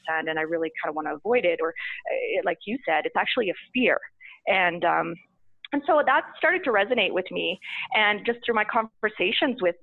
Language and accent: English; Saskatchewan, Canada; moved away as an adult; also born or lived in Toronto / Calgary; And I was from Saskatchewan. I'd went to university there